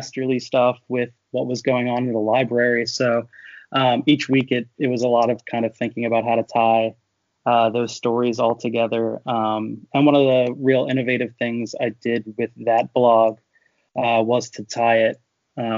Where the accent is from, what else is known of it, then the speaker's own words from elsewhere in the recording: Philadelphia area, Pennsylvania, United States; I grew up around here